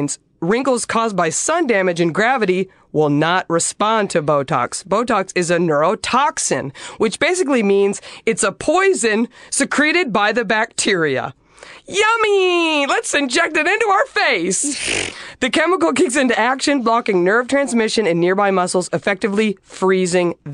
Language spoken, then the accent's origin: English; Dallas, Texas, United States; now in Los Angeles, United States; I'm from Dallas. I grew up in Dallas in the 90s